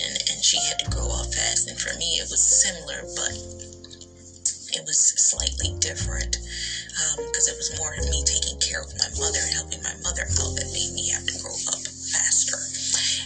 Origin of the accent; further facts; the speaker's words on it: New York, United States; I was never raised out here, but I'm from New York